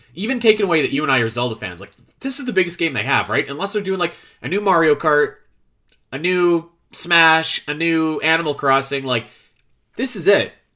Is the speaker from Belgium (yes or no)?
no; Canada; growing up in Canada, where it snows regularly